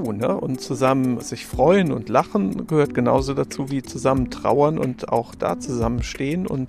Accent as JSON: {"language": "German", "region": "Rhineland-Palatinate", "country": "Germany", "said": "Ja, Kölsch kann ich nicht, weil ich komme aus dem Westerwald ursprünglich."}